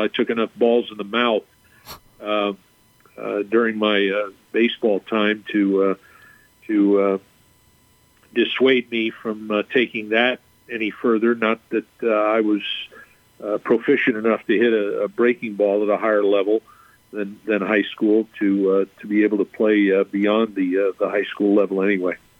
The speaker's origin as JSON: {"language": "English", "region": "Southern California", "country": "United States", "tie": "born or raised there", "moved": "as an adult", "lives_now": "El Paso, United States", "said": "growing up in Southern California"}